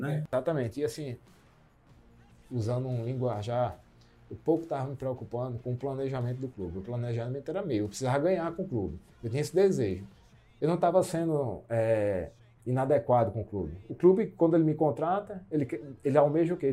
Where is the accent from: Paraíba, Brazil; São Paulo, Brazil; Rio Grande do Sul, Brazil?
Paraíba, Brazil; João Pessoa; de um clube mais tradicional de João Pessoa, cidade onde eu nasci